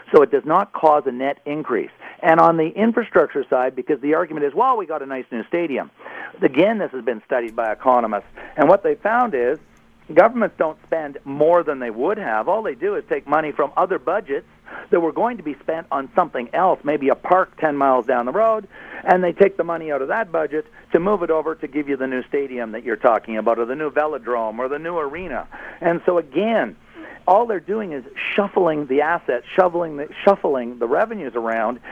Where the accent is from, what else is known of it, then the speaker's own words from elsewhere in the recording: Ottawa, Ontario, Canada; I'm obviously from Ottawa